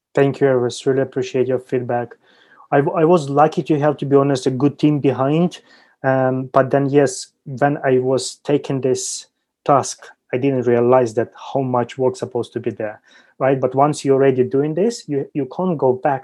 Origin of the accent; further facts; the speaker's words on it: Ukraine; moved away as an adult; now in China; I graduated from Ukrainian University back in 2010